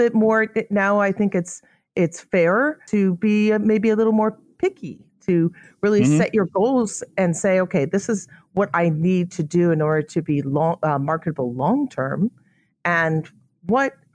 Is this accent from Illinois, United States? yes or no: yes; Illinois, United States; I'm from Illinois.